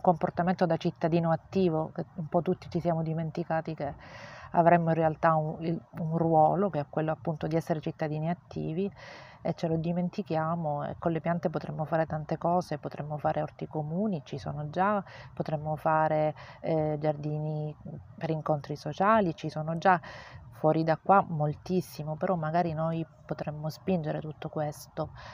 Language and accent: Italian; Sicily, Italy; come siciliana, proprio sono orgogliosissima di essere siciliana